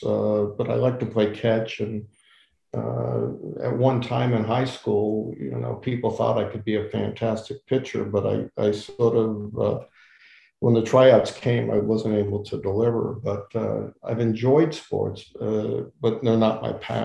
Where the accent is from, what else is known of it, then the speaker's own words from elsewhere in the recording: Los Angeles, California, United States; Growing up in the San Fernando Valley area of Los Angeles in the 60s